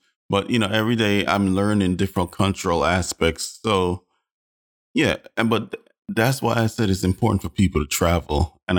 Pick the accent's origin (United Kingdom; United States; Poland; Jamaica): Jamaica; Man, I'm Jamaican. First and foremost, my art bleed.